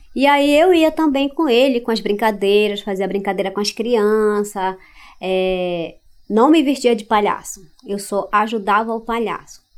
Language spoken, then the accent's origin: Portuguese; Santarém, Pará, Brazil; also born or lived in Altamira; A gente parou aqui em Santarém quando eu tinha mais ou menos 6